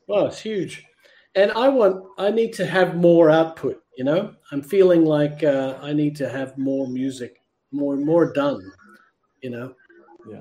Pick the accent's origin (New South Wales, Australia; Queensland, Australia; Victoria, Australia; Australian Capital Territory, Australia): Australian Capital Territory, Australia; Canberra; from Canberra, my hometown